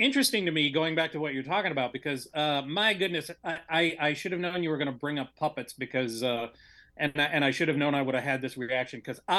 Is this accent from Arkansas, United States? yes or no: no; Michigan, United States; I'm from Michigan